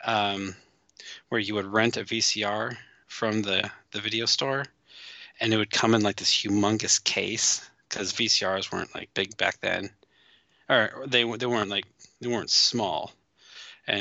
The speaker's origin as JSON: {"language": "English", "region": "Midwest", "country": "United States", "tie": "born or raised there", "said": "Where I grew up in the Midwest"}